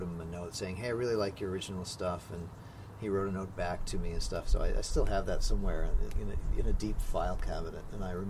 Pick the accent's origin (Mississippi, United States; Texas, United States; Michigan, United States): Michigan, United States; Detroit; moved away as an adult; also born or lived in Cleveland / Boston; now in San Francisco Bay Area, United States; I grew up in the Detroit area, and then I went to school in both Cleveland and Boston.